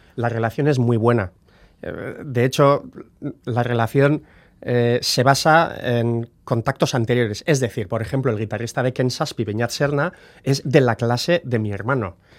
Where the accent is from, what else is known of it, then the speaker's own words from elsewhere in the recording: Guernica, Basque Country, Spain; also born or lived in Bilbao; Entre nosotros hablamos euskera, hemos aprendido euskera, somos de Guernica